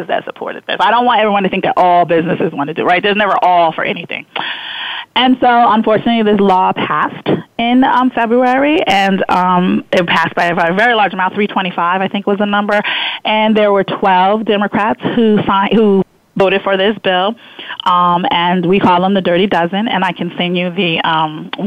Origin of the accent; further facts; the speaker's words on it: New Jersey, United States; I am from New Jersey